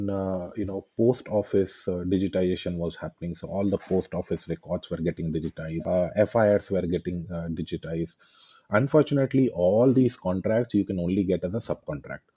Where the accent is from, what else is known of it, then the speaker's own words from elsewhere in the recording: West Bengal, India; moved away; also born or lived in Dhanbad, Jharkhand; I was born in Bengal.